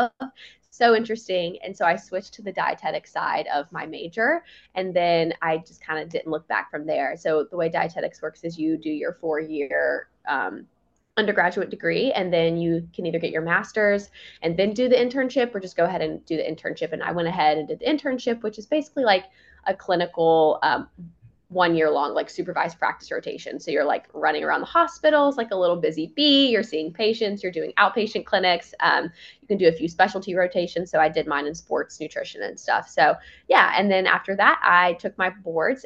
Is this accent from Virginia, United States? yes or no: yes; Virginia, United States; moved away as an adult; now in Florida, United States; I'm originally from Virginia